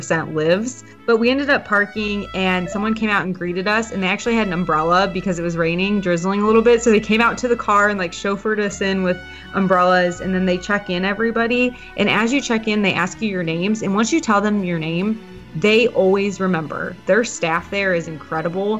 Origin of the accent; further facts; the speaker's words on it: Midwest, United States; I'm from the Midwest